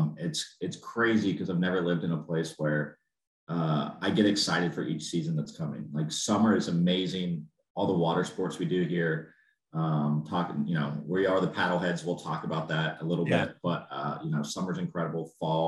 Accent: Memphis, Tennessee, United States; moved away as an adult; now in Missoula, United States; I grew up in Memphis, Tennessee

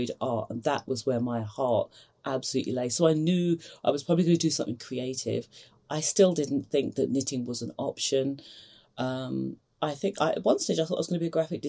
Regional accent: London, United Kingdom; moved away as an adult; also born or lived in Edinburgh, Scotland; I grew up in East London

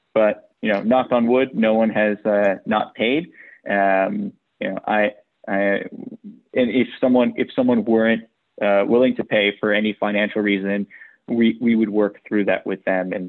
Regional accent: New York City, New York, United States; I was born and raised in New York

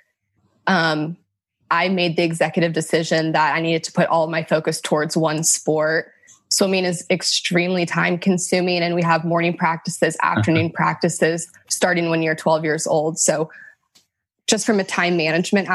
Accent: Sacramento, California, United States; also born or lived in Elk Grove, California / Folsom, California / South Carolina; I was born and raised in Sacramento, California

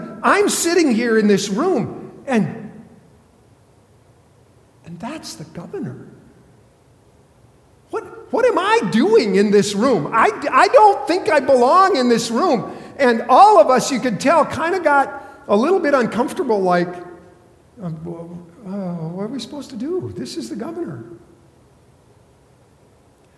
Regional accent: South Dakota, United States; I grew up in South Dakota.

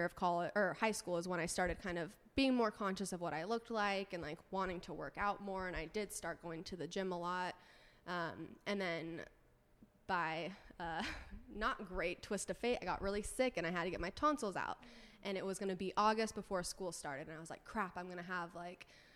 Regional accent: Orange County, California, United States; also born or lived in San Diego; growing up in Orange County, going to college in San Diego, which is where I went to school

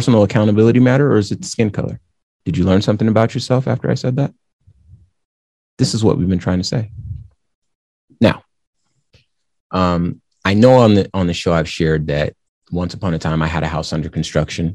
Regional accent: the Southwest of the United States, United States; growing up in the Southwest of the United States

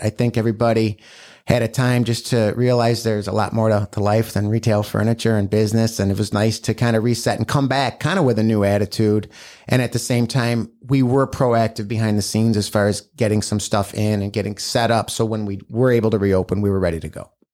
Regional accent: Batavia, United States; also born or lived in Sacramento, California; I grew up in Batavia. I went to Batavia High School

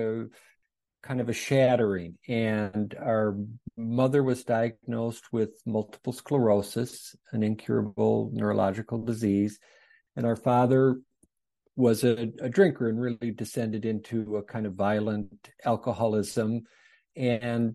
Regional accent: St. Paul, Minnesota, United States; Sue and I grew up in St. Paul, Minnesota

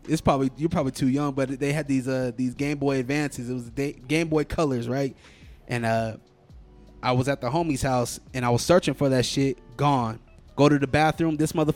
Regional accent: Salt Lake City, Utah, United States; it's my hometown, man. This is where I was born.

